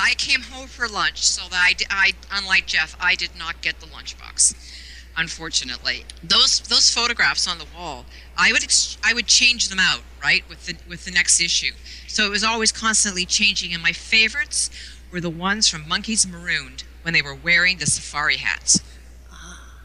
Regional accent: Toronto, Ontario, Canada; in Toronto, being a border city, it was my birthright

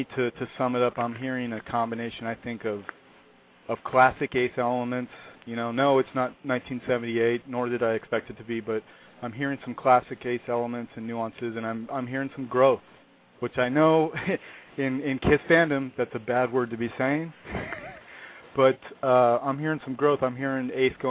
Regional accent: Southern California, United States; I'm from Southern California

